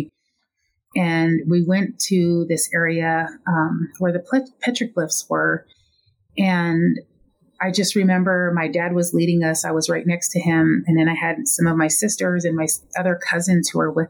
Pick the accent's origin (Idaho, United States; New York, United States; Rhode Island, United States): Idaho, United States; Lapwai; now in Flagstaff, United States; Originally, I am from Lapway, Idaho, in a Nez Perce reservation